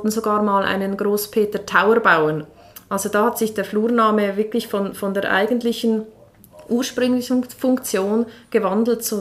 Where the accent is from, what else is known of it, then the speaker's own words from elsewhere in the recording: Engelberg, Obwalden, Switzerland; Ja, also ich bin ja ursprünglich aus Engelberg, ja.